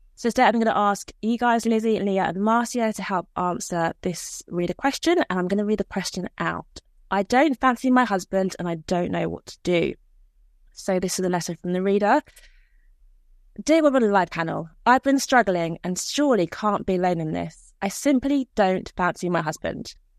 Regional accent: Nigeria; I'm from Nigeria

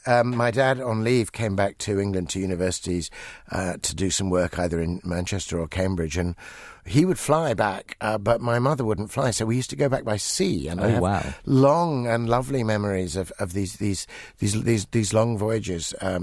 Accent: Ibadan, Oyo, Nigeria; born there; Yes, that's right. I was born in Ibadan in Nigeria. Back in 1957, actually, the last years in which Nigeria was still at that time a crown colony.

